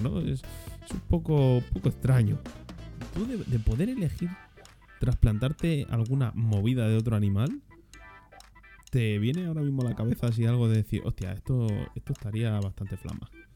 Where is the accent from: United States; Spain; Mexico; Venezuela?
Spain; España, que es que somos del país de Europa